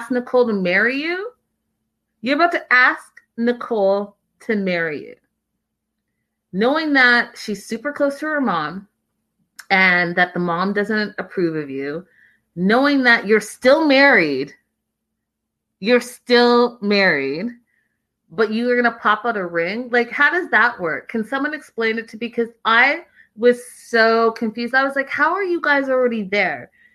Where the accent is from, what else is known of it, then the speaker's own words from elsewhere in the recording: Canada; moved away; I'm from Canada